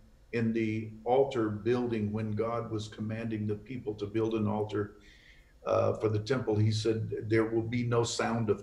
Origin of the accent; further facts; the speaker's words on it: Fort Worth, Texas, United States; I was raised right here in Fort Worth